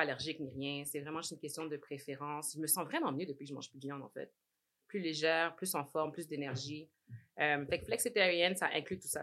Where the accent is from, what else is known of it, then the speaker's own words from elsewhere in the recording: Montreal, Quebec, Canada; moved away as an adult; also born or lived in Laval / Edmonton; now in Toronto, Canada; J'ai grandi à Saint-Michel jusqu'à l'âge de 18 ans